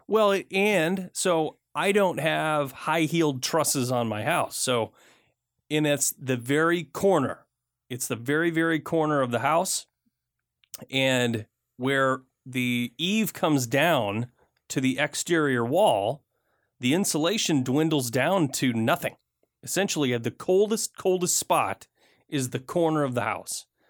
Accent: Michigan, United States; I grew up in Michigan

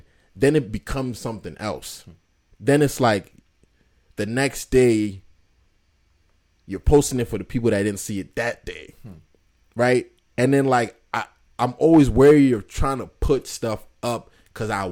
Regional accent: Worcester, Massachusetts, United States; from Worcester

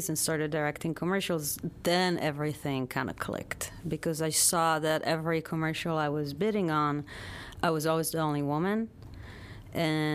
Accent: Tel Aviv, Tel Aviv District, Israel; moved away as an adult; now in United States; I was born in Tel Aviv and grew up in Israel, moved here

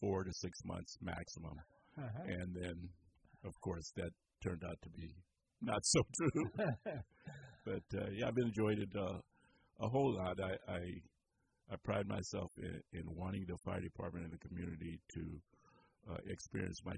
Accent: Compton, California, United States; moved away as an adult; now in Petaluma, United States; grew up in the city of Compton

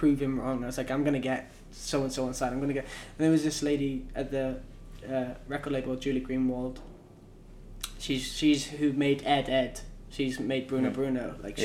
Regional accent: Cardiff, Wales, United Kingdom; moved away as an adult; now in Los Angeles, United States; I'm from Cardiff.

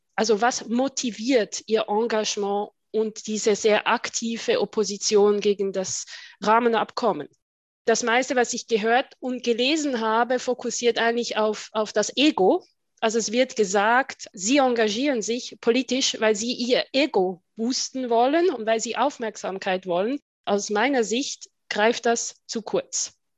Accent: Switzerland; also born or lived in Brussels / England; ich bezeichne mich oft als äh, Schweizerin mit Außensicht oder Außenblick

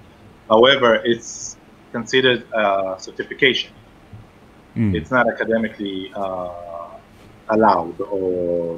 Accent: Israel; moved away as an adult; now in Dayton, United States; I am from Israel, and I was born and raised in Israel, and I came to the United States in 2007 in pursuit of my education. I studied in Israel holistic medicine.

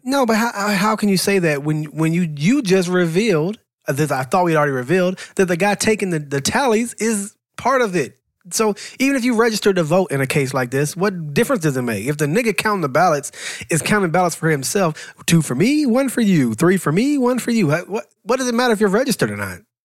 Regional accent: Atlanta, Georgia, United States; I'm from Atlanta

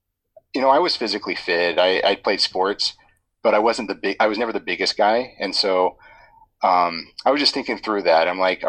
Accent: San Diego, California, United States; also born or lived in Ohio / Washington, D.C.; So, I was born in San Diego when he was in Air Force ROTC at the time. We lived in Ohio for about 5 years, then back to California, then a couple places in California, then DC, then back to C

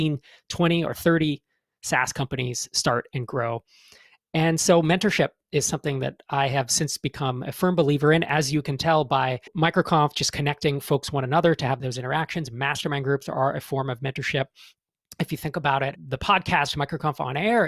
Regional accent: East Bay, San Francisco Bay Area, California, United States; I grew up in the East Bay of the Bay Area

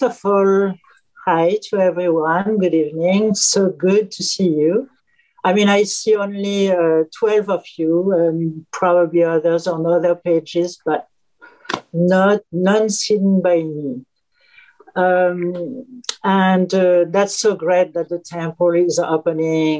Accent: Auvergne-Rhône-Alpes, France; now in New York City, United States; I was born in France during World War II

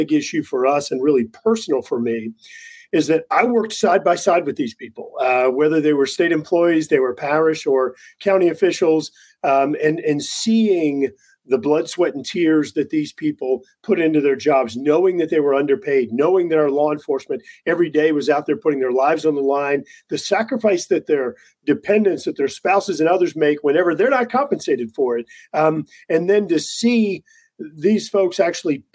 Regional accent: South Louisiana, United States; Born and raised in South Louisiana

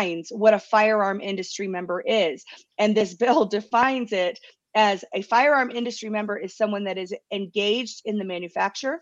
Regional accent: Marietta, Georgia, United States; now in Colorado, United States; I was born and raised in Marietta, Georgia

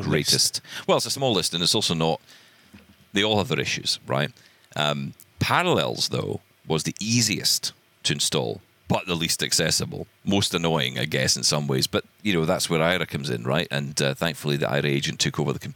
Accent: Glasgow, Scotland, United Kingdom; I have a fondness for Glasgow. It's my hometown

